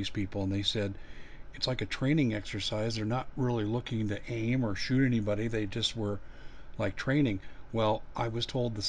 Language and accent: English; Aurora, Colorado, United States; I grew up in Aurora, Colorado.